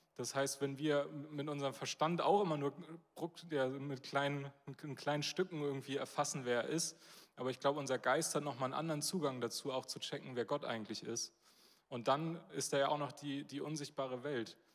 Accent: Northern Germany, Germany; als Norddeutsche, und da zähle ich mich dann auch zu

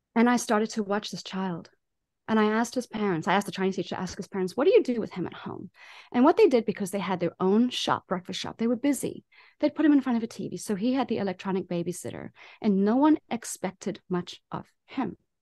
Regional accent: South Africa; moved away as an adult; also born or lived in Taiwan; now in United States; I'm a South African in America

